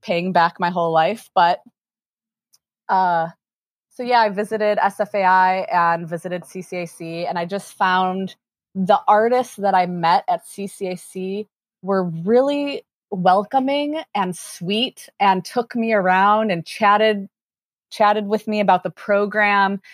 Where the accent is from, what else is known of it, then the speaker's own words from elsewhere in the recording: Chicago, Illinois, United States; moved away as an adult; also born or lived in Lawrence, Kansas; born and raised in Chicago